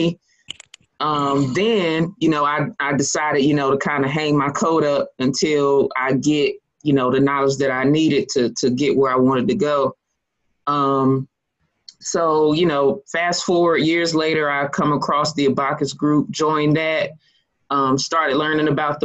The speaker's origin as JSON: {"language": "English", "town": "Lexington", "region": "North Carolina", "country": "United States", "tie": "born or raised there", "also_born_or_lived": "Greenville, North Carolina", "said": "I'm from Lexington, North Carolina, born and raised."}